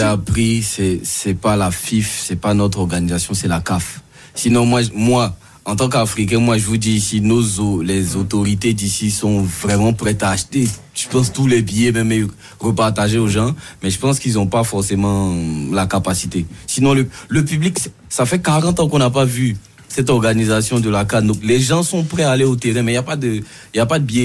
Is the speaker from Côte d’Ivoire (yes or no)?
yes; Côte d’Ivoire; moi qui suis ivoirien